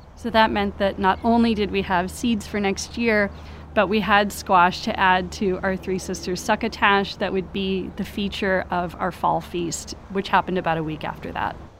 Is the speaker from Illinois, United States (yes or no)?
no; Hawaii, United States; moved away; I'm Hawaiian